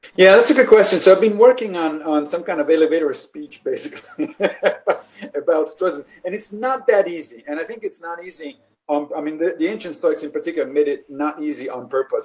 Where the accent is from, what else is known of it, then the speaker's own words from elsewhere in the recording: Rome, Lazio, Italy; I grew up in Italy in Rome